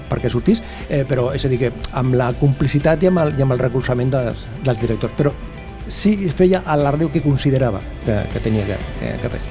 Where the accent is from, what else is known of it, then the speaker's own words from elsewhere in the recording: Sabadell, Catalonia, Spain; del barri de la Concòrdia, que és del costat, que és el meu barri de tota la vida